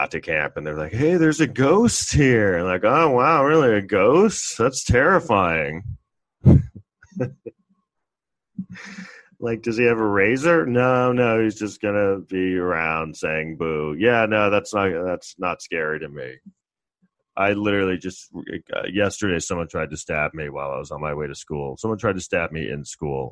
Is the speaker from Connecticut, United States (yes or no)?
no; New York City, New York, United States; I grew up in Manhattan in New York City in the 80s